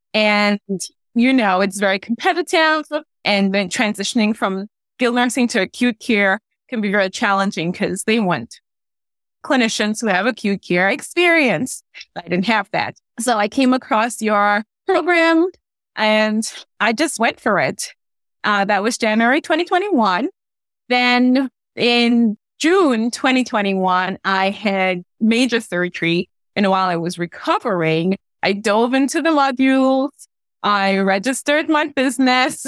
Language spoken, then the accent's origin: English; Trinidad & Tobago; now in Gaithersburg, United States; If you hear a little bit of an accent, it because I'm originally from Trinidad and Tobago